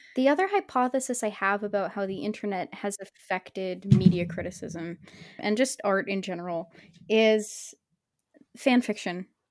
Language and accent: English; Oregon, United States; I'm from Oregon